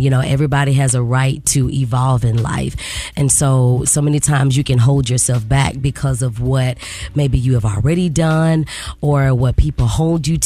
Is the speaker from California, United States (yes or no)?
no; Memphis, Tennessee, United States; I'm originally from Memphis, Tennessee